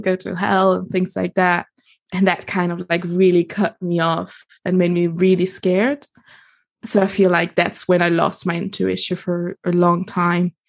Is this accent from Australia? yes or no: no; Italy; accent: international; moved away as an adult; also born or lived in Germany / United States; now in London, United Kingdom; kindergarten in Germany, and then moved to Italy, and then did kind of like schools and like pretty much all my teenage years over there.